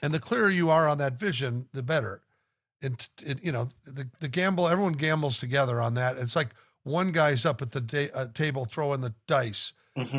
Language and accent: English; Omaha, Nebraska, United States; in Omaha, Nebraska, you were of course tortured to be in my hometown with everybody that I knew